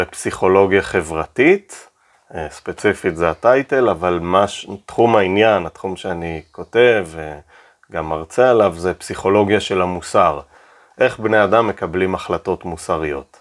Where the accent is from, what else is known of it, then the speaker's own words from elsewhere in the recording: Keshet, Golan Heights, Israel; now in Tel Aviv, Israel; זה הבית שגדלתי, בית אה, במושב קשת, מושב דתי.